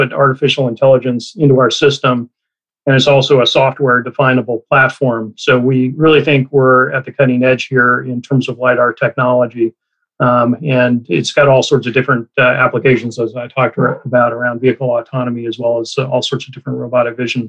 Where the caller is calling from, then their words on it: California, United States; I'm in Silicon Valley in California.